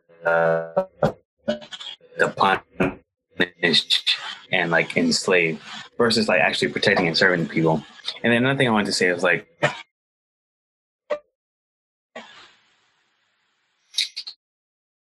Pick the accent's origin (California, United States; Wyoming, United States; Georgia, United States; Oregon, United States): Georgia, United States; Atlanta; my city, like my hometown, Atlanta